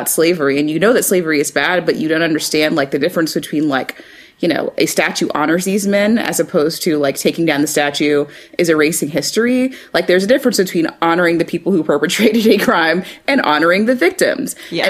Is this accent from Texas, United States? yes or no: yes; Austin, Texas, United States; Liz and I both were born and raised in Texas, you know, which is, I mean, I'm from Austin, which is slightly, I mean, like people talk about Austin as being the liberal oasis, but Austin is still a very segregated city